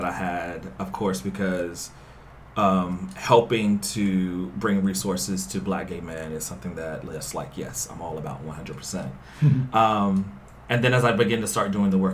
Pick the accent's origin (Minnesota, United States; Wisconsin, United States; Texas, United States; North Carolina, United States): North Carolina, United States; moved away; I'm from the South originally, so I'm from North Carolina.